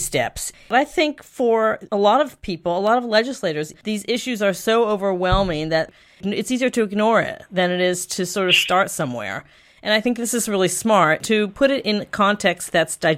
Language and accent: English; Florida, United States; Florida, my home state